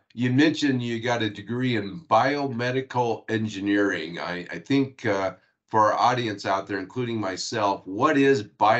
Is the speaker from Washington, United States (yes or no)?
yes; Washington, United States; out in my area where I grew up in Washington State.